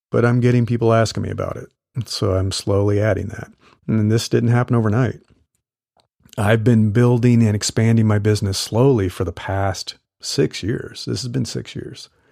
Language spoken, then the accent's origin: English; Midwest, United States; moved away as an adult; also born or lived in Texas; now in California, United States; I grew up in the Midwest